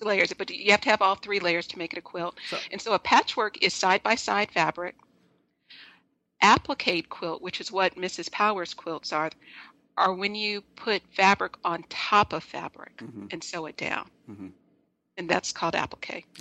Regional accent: Los Angeles, California, United States; I'm originally from Los Angeles.

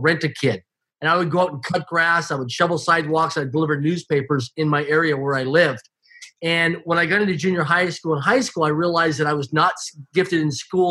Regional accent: Swift Current, Saskatchewan, Canada; I grew up in Swift Current, Saskatchewan, Canada, less than 20,000 people in population, a small community.

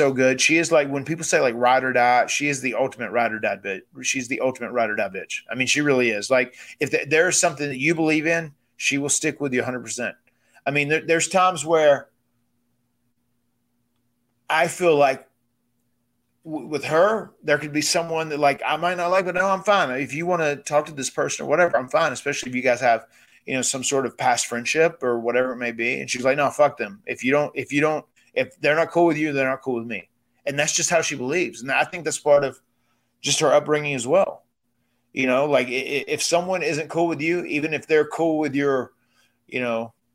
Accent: Cameron, North Carolina, United States; we come from Cameron, North Carolina on 96 acres of farmland

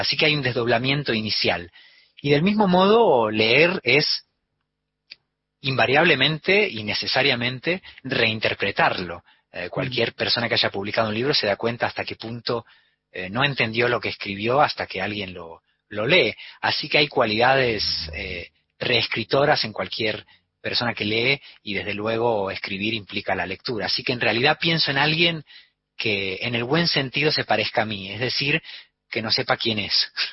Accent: Spain; also born or lived in Argentina; me eduqué en la escuela como un español

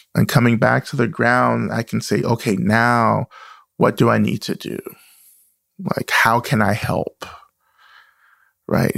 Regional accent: the South, United States; born or raised there

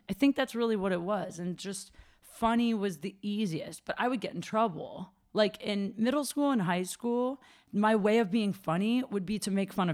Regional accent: Ohio, United States; moved away; also born or lived in Chicago; I'm from Ohio

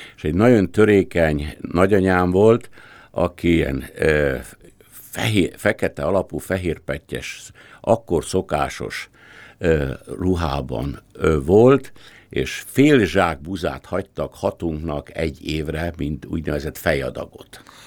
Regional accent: Pilismarót, Komárom-Esztergom, Hungary; moved away; én egy Dunamenti kisfaluban, Pilismaroton születtem

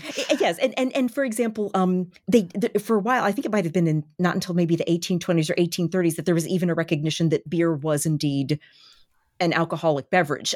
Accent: Baltimore, Maryland, United States; it is my, uh, my hometown

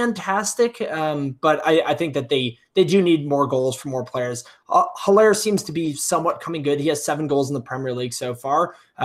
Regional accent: Wales, United Kingdom; as a Welshman, as two Welshmen doing a podcast here

